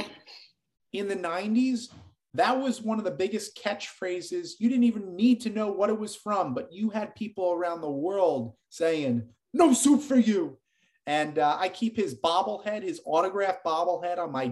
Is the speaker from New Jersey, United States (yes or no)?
yes; Jersey Shore, New Jersey, United States; him and I played against each other in high school growing up in the Jersey Shore